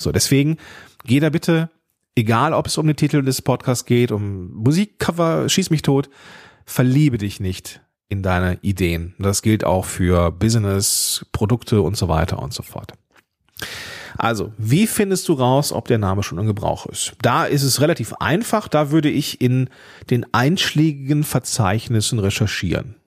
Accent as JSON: {"language": "German", "country": "Germany", "said": "ich bin Deutscher"}